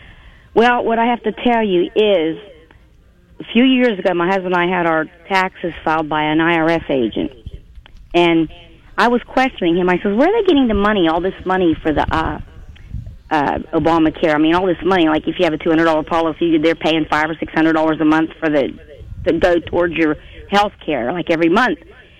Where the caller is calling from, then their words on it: Western Pennsylvania, United States; I'm calling from Western Pennsylvania.